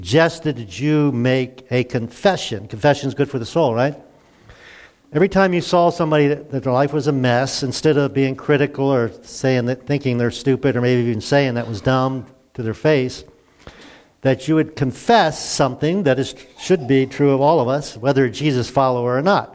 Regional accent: Glen Burnie, Maryland, United States; I grew up in Glen Burnie, a suburb of Baltimore

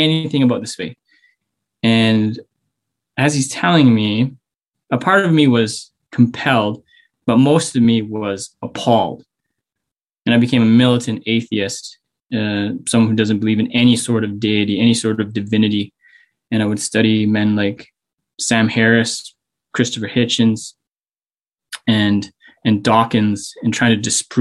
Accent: Whitehorse, Yukon, Canada; also born or lived in Victoria; I grew up in Whitehorse

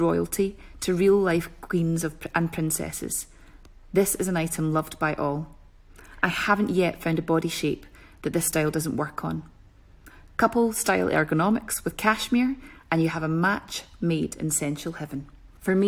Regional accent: Scotland, United Kingdom; being so Scottish

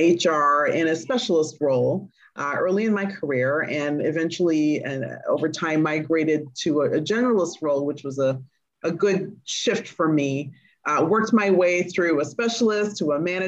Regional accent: Montreal, Quebec, Canada; moved away as an adult; now in Washington, D.C., United States; So I was born in Montreal. I'm Canadian by birth, and came to the United States to go to Howard University

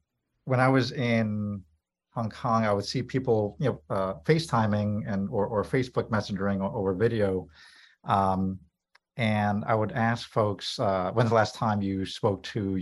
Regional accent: New York, United States; also born or lived in Philippines (family); now in Illinois, United States; I was born in New York, but my family's from the Philippines

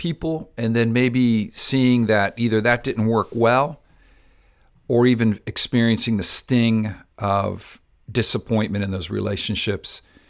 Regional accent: Spain; now in South Florida, United States; I'm from Spain, islands from the islands, St. Vincent's, Barbados.

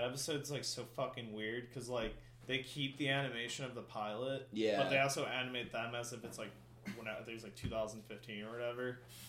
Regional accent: Schaumburg, Illinois, United States

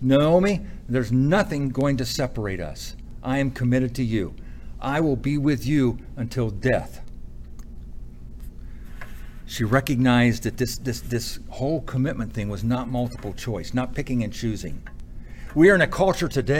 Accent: United States; me as an American

